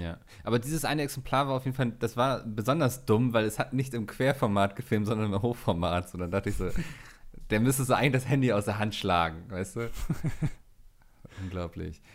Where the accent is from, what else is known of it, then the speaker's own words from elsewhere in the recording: Northern Germany, Germany; als Norddeutscher